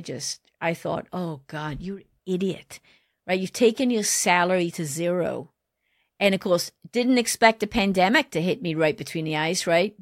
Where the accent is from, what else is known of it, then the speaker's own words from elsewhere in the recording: Wales, United Kingdom; moved away; also born or lived in Detroit; I wanted to give back to my home country. I wanted to find a way to give back to Wales.